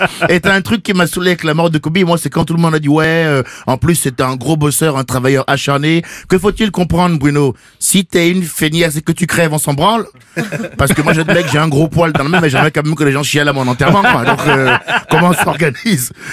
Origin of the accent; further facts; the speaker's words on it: Benin; je viens du Bénin, le pays du vaudou